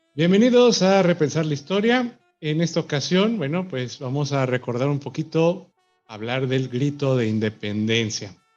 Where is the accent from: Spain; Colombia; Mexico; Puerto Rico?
Mexico; como mexicano